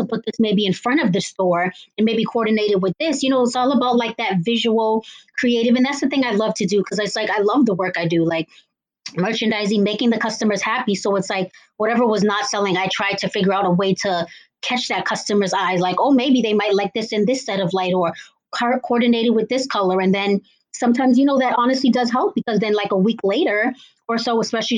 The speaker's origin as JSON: {"language": "English", "town": "Cambridge", "region": "Massachusetts", "country": "United States", "said": "I am from Cambridge, Massachusetts"}